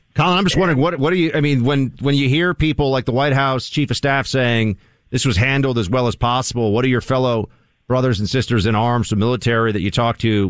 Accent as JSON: {"language": "English", "region": "New York", "country": "United States", "said": "I'm from New York"}